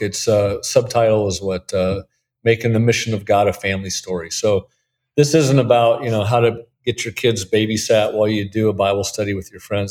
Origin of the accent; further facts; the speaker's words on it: Portland, Oregon, United States; moved away as an adult; also born or lived in Denver, Colorado; now in Alton, United States; I'm from Portland, Oregon, so I'm a Northwest guy